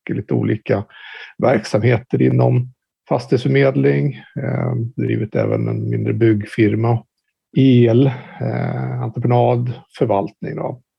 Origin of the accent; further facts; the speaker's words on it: Stockholm, Stockholm County, Sweden; född och uppvuxen i Stockholm. Här bor jag då med min familj